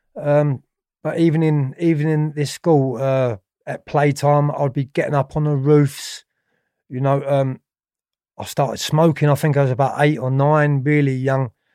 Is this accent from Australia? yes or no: no; London, United Kingdom; also born or lived in Tooting / Streatham Vale; I was born in Ballinwhere, which was in southwest London. obviously, in nineteen sixty-eight